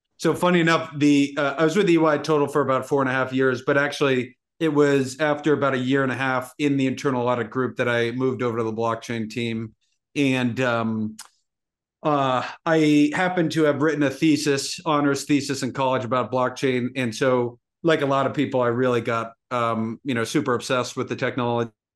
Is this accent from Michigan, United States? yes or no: no; Massachusetts, United States; I grew up in Massachusetts